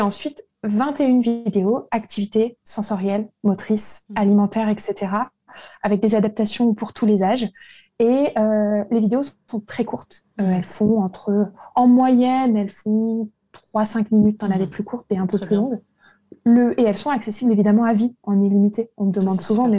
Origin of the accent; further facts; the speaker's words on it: Lille, Hauts-de-France, France; now in Versailles, France; suis née à Lille, maintenant j'habite à Versailles.